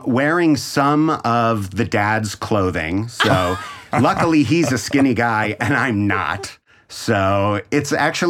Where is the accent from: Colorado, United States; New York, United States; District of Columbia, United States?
Colorado, United States; Denver; now in Scottsdale, United States; Denver, Colorado.